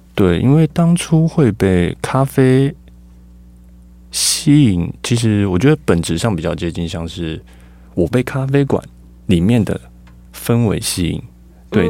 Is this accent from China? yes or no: no; Tainan, Taiwan; also born or lived in Taipei; now in Tucheng, Taiwan; 我，我自己是在台南长大，嗯。诶，出生，然后算生活一段时间之后才搬来北部